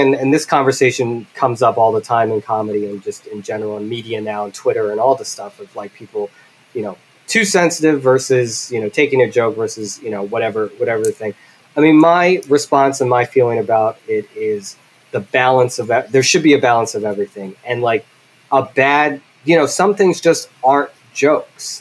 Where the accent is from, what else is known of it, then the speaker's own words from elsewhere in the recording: Philadelphia, Pennsylvania, United States; I grew up with in Philly